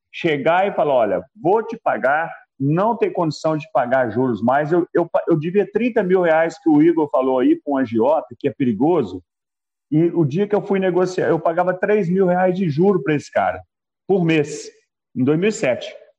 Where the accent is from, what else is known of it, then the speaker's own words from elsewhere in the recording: Belo Horizonte, Minas Gerais, Brazil; tenho 63 anos, sou de BH, Minas Gerais